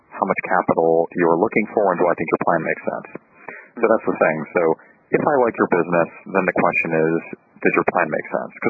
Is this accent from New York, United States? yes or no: yes; New York, United States; I'm from New York